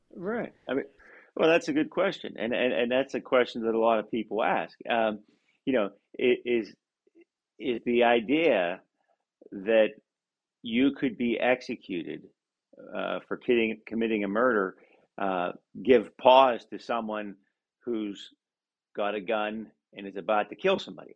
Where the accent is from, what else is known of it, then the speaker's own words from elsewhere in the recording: Pennsylvania, United States; Pennsylvania, for instance, you know my home state